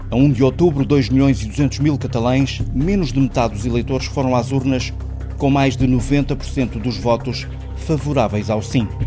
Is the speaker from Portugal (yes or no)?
yes; Portugal; o vendedor Xavier percebe que sou português.